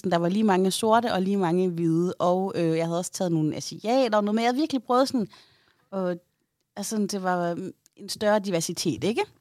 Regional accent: Aarhus, Central Denmark Region, Denmark; er fordi ude i Aarhus Nord, der siger vi Kalaha.

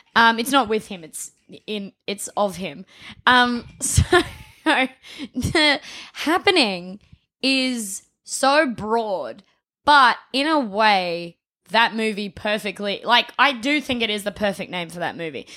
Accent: Adelaide, South Australia, Australia; I was from Adelaide, um, Adelaide, South Australia

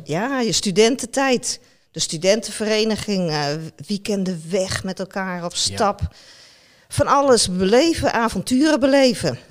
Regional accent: Netherlands; als Nederlander

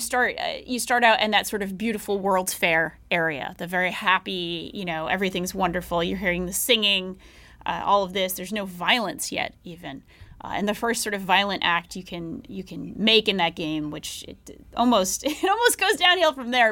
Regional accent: Tennessee, United States; I am a primarily self taught, Tennessee born and raised Marxist

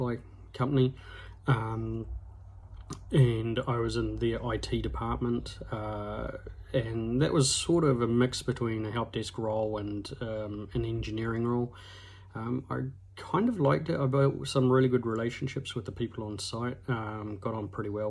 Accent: Hawera, Taranaki, New Zealand; also born or lived in New Plymouth; I moved back to my hometown in Hawera for a bit, and then ended up in New Plymouth after I got married

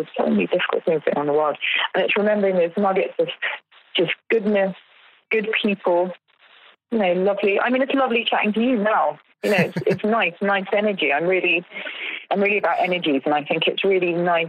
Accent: United Kingdom; I'm British and I see myself as very British

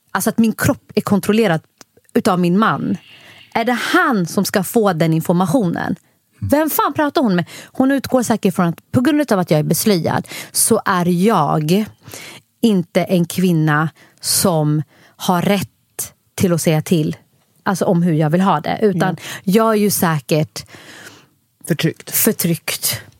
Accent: Somalia; Och på grund av att jag är somalier också så gillar vi att få barn varje år.

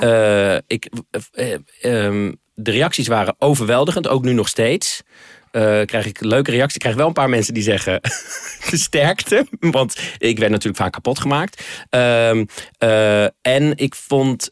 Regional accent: Netherlands; zijn wij Nederlanders

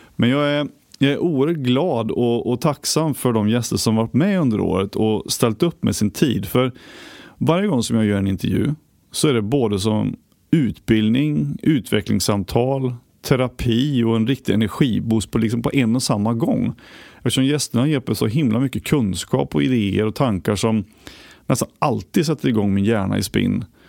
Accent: Västergötland, Västra Götaland, Sweden; moved away; där jag kommer från i Västergötland

